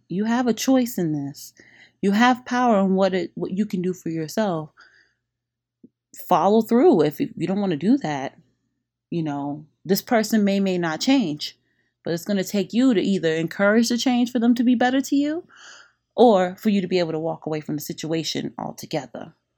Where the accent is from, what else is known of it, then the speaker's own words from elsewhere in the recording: Revere, Massachusetts, United States; moved away as an adult; also born or lived in Boston; now in Miami, United States; I grew up in Revere Beach in Monroe Heights